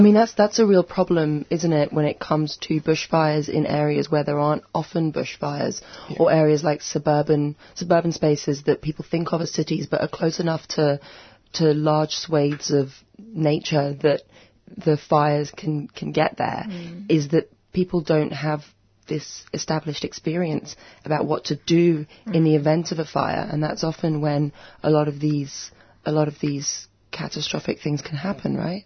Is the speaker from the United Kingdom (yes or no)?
yes; United Kingdom; now in Australia; Have I mentioned I'm British?